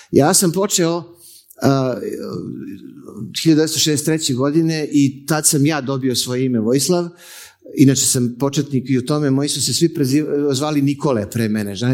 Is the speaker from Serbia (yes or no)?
yes; Belgrade, Serbia; ja sam iz Beograda.